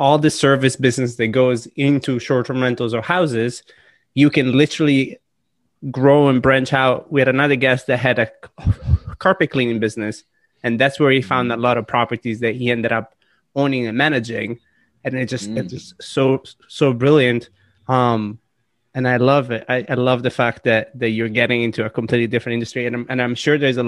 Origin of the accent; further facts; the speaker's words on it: Italy; now in United States; born and raised in Italy